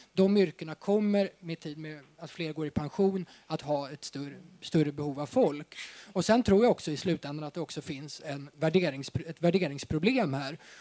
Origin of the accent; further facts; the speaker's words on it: Uppsala, Uppsala County, Sweden; jag kommer själv från Uppsala